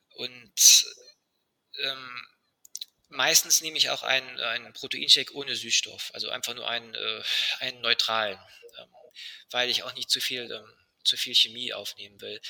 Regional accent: Germany; bei uns in Deutschland

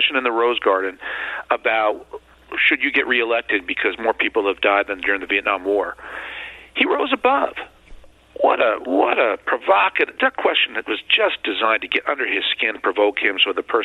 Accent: New York City, New York, United States; as a New Yorker, coming from New York City

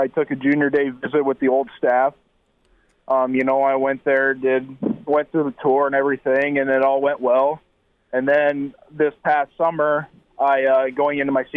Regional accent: South Dakota, United States; born or raised there

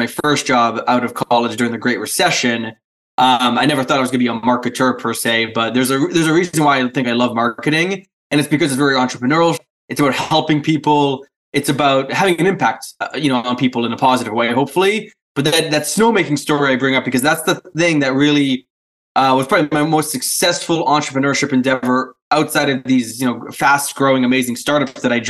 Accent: New Hampshire, United States; accent: a little Canadian, but also Polish; I grew up in a very small town in kind of the middle part of New Hampshire

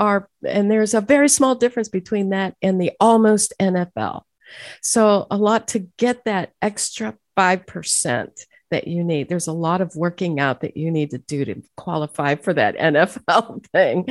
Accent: Youngstown, Ohio, United States; moved away as an adult; also born or lived in Pittsburgh, Pennsylvania; now in Nashville, United States; I'm from Youngstown, Ohio, and migrated over there to Pittsburgh

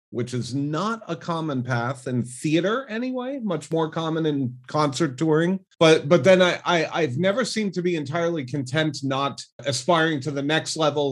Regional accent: Rhode Island, United States; moved away as an adult; also born or lived in New York City / Las Vegas; now in Seattle, United States; I was born and grew up in Rhode Island, specifically in Cranston and Bristol, Rhode Island

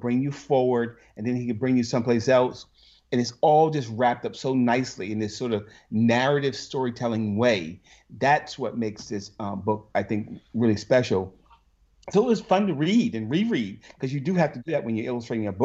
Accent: North Carolina, United States; now in New Jersey, United States; I grew up in North Carolina

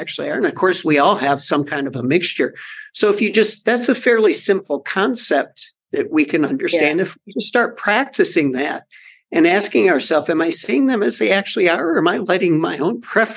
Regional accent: United States; as an American

